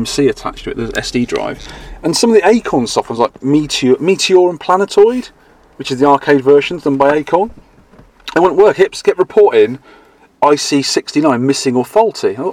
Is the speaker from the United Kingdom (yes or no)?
yes; Dorset, South West England, United Kingdom; I come from Dorset